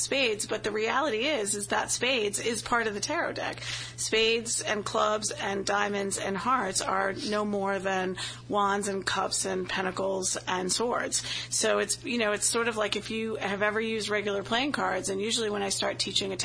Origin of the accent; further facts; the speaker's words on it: Boston, Massachusetts, United States; accent: Boston; moved away as an adult; I have a horrific Boston accent, especially when I get tired or around any of my family members